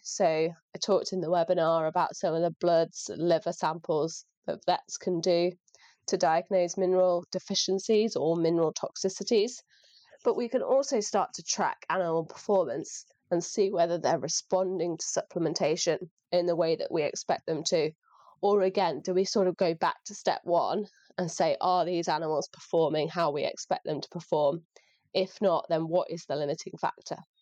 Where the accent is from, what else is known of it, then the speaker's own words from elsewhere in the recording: North Lincolnshire, Yorkshire and the Humber, United Kingdom; moved away as an adult; now in Shropshire, United Kingdom; I grew up in rural Lincolnshire, so North Lincolnshire